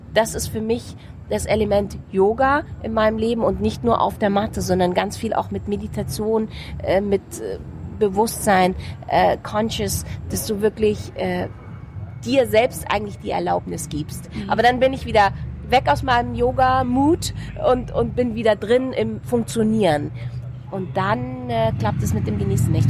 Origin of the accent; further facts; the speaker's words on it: Munich, Bavaria, Germany; das ist mein Pflaster, mein, mein Geburtsort, meine Heimatstadt, hier geboren